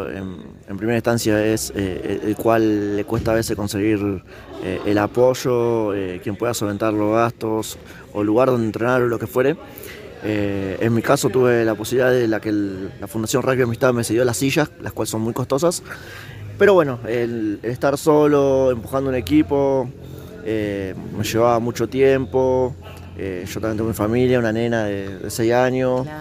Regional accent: Roldán, Santa Fe, Argentina; Soy de la ciudad de Roldán.

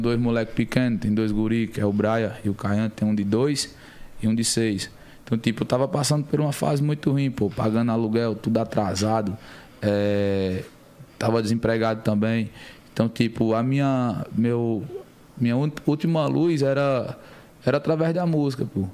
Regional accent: Campina Grande, Paraíba, Brazil; moved away; also born or lived in São Paulo; eu sou nascido aqui em São Paulo, né? Buguaçu, muito novo, acho que cerca de seis meses de idade. Bem novinho. Fui morar em Campina Grande, a cidade onde mora toda a minha família. Fui criado lá

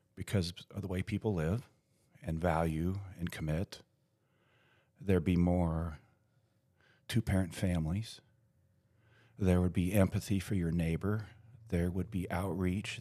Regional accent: United States; my identity as American

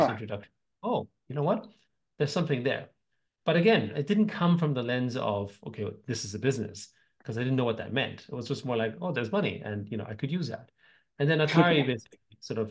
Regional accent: Vienna, Austria; So I grew up in Austria, in Vienna, to a family of musicians.

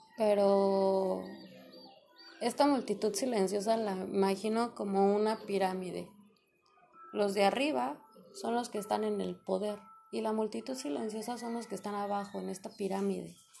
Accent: Mexico; yo soy de México

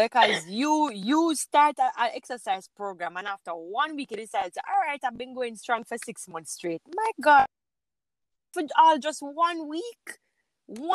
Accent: St. Ann, Saint Ann, Jamaica; originally, I am from St. Anne

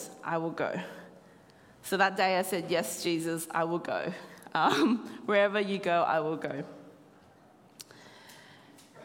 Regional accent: Australia; moved away as an adult; now in Cambodia; as a descendant of Chinese and Vietnamese, but born in Australia

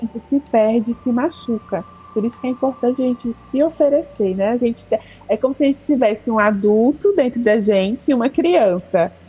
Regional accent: Brasília, Federal District, Brazil; moved away as an adult; also born or lived in Recife; Eu sou de Brasília

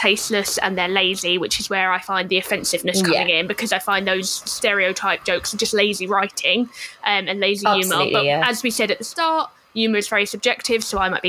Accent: United Kingdom; we are free British white people

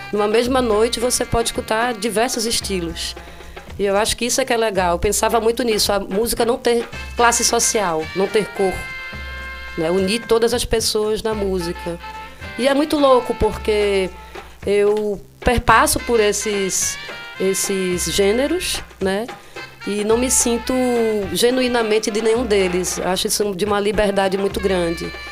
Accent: Olinda, Pernambuco, Brazil; Cara, eu fui criada em Olinda e tem muito maloqueiro lá

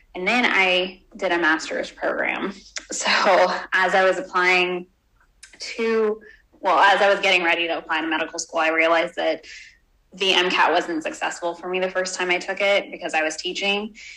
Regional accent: Houston, Texas, United States; I was brought up in Texas in Houston

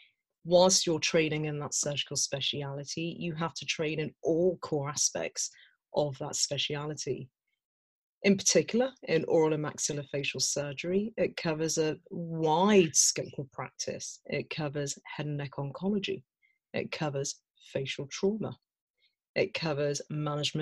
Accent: Birmingham, West Midlands, United Kingdom; I was born and brought up in Birmingham, the West Midlands.

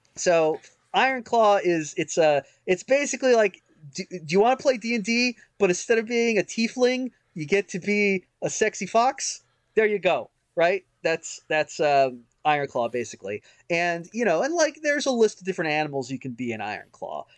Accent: United States; I'm an American

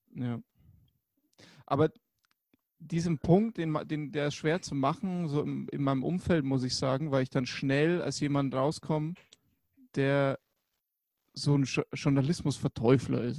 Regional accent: Germany; bei uns in Deutschland

